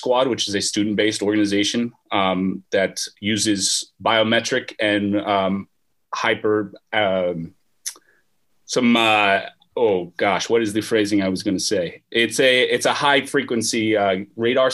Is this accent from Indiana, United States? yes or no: no; Southern California, United States; moved away as an adult; now in Oregon, United States; I am originally from Southern California